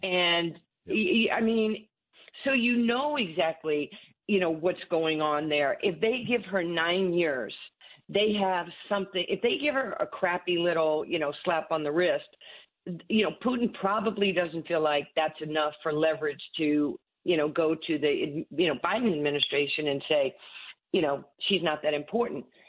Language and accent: English; New York City, New York, United States; Growing up in Far Rock